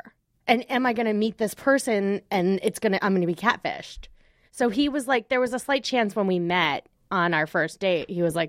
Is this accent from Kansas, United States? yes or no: no; New York, United States; Long Island.